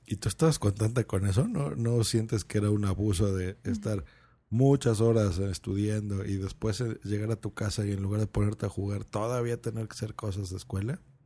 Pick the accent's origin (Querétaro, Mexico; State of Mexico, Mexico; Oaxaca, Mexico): State of Mexico, Mexico; Lerma; born or raised there